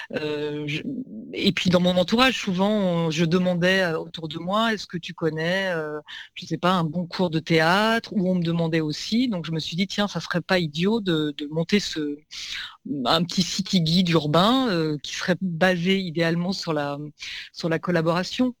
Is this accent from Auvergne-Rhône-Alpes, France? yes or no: yes; Lyon, Auvergne-Rhône-Alpes, France; now in Paris, France; parisienne d'adoption, comme beaucoup. Moi, je viens de Lyon